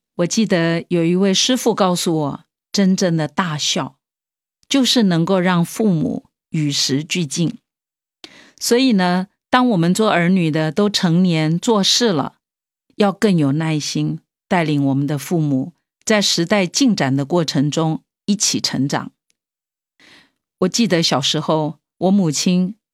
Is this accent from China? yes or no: no; Taiwan; moved away as an adult; also born or lived in Hong Kong; 我在香港工作的时候，即使我妈妈远从台湾飞过来住在我家里